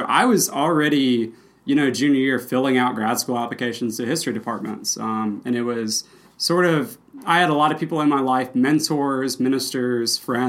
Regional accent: Mississippi Delta, United States; I'm from Mississippi. I lived in the Mississippi Delta, which is flat farmland for the first 12 years of my life.

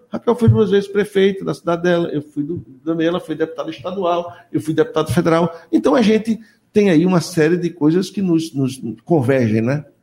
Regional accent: Agreste, Brazil; eu sou do Agreste

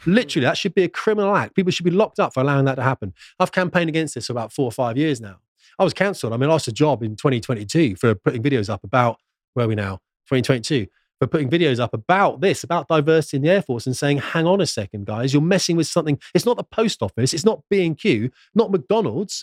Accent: United Kingdom; a British man

